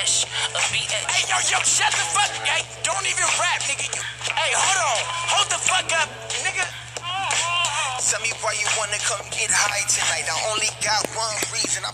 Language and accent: English; Pittsburgh, Pennsylvania, United States; I'm from Pittsburgh, Pennsylvania. I wasn't born here, but this is where I'm from